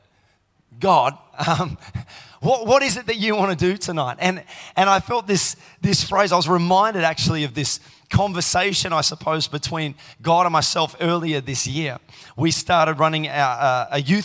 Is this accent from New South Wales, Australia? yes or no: no; Tasmania, Australia; now in Melbourne, Australia; I grew up in Tassie